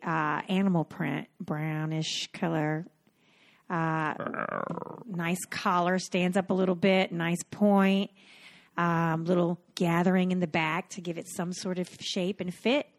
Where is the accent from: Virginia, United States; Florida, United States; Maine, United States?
Florida, United States; Cocoa Beach; I'm from Cocoa Beach, Florida